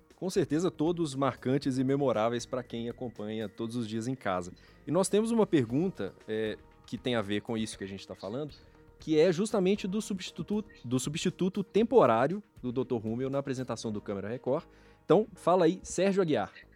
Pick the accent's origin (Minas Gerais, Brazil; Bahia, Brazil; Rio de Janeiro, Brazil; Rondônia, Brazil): Minas Gerais, Brazil; eu, como mineiro que fico ali no meio do caminho entre São Paulo e Goiás